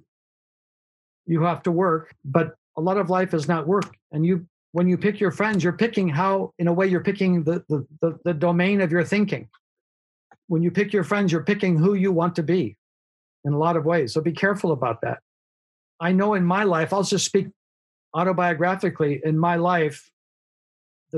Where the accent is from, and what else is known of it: United States